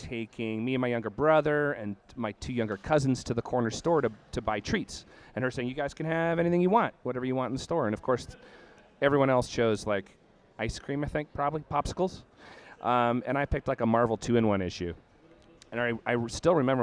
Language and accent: English; Brampton, Ontario, Canada; also born or lived in Toronto / Guelph; So I was a kid in Brampton, Ontario. Born in Toronto, lived there till I was around five, but then sort of came of age in Brampton.